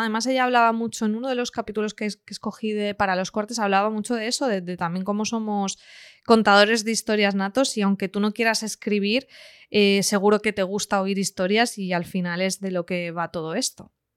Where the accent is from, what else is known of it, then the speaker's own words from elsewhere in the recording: the homeland of Miguel Hernández, Valencian Community, Spain; el poeta Miguel Hernández de aquí de mi tierra